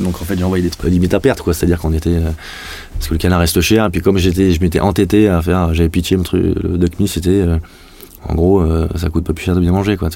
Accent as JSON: {"language": "French", "town": "Toulouse", "region": "Occitania", "country": "France", "also_born_or_lived": "Paris", "moved": "as an adult", "said": "je suis revenu en 2014 à Toulouse, puisque je suis toulousain."}